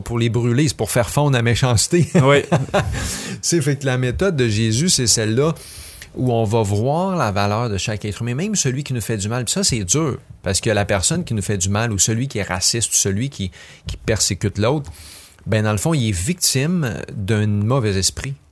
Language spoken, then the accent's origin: French; Quebec, Canada; je suis peut-être québécois, blanc, francophone